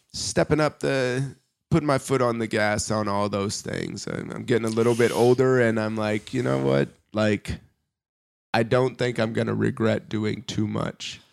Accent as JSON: {"language": "English", "region": "Indiana", "country": "United States", "tie": "born or raised there", "moved": "as an adult", "lives_now": "Germany", "said": "growing up in Indiana"}